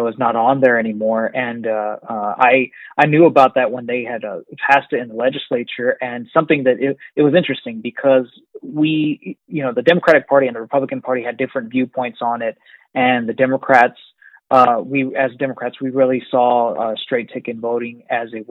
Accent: Amarillo, Texas, United States; I was born and raised in Amarillo, where I lived all of my life

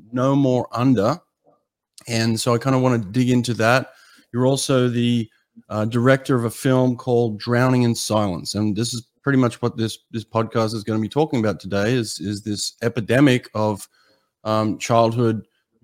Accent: Australia; now in United States; growing up in Australia

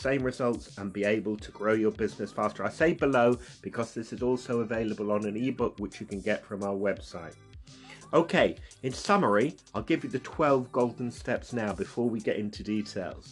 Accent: United Kingdom; I'm obviously British

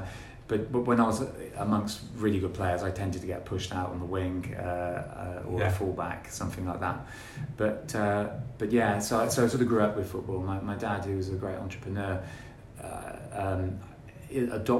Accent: Gloucester, South West England, United Kingdom; born or raised there

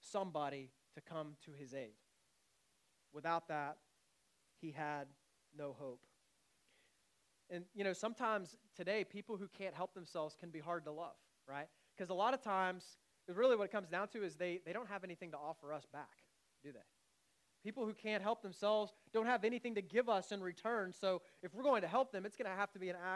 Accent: United States; now in Canada; I'm from the States

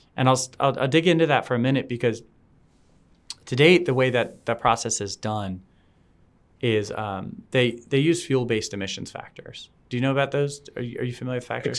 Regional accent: South Florida, United States; I grew up in South Florida

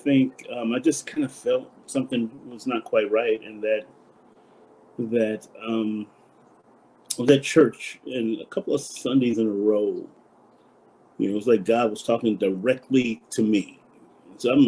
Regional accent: Compton, California, United States; I grew up in Compton, California

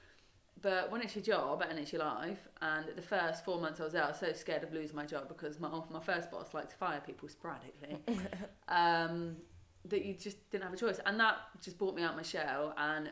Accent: Devon, South West England, United Kingdom; moved away; I grew up in Devon.

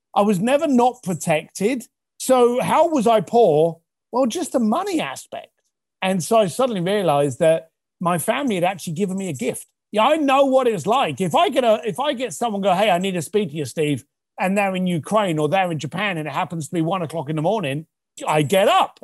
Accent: London, United Kingdom; I was raised in East London.

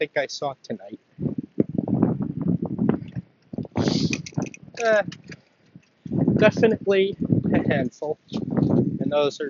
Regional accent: Long Island, New York, United States; I am from Long Island. I am not from the city

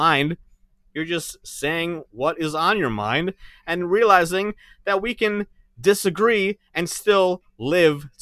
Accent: New York, United States; I'm from New York

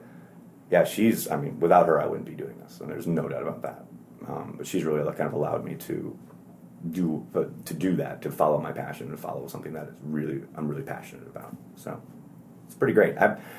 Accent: Wisconsin, United States; I'm from Wisconsin. I like beer. I like burgers.

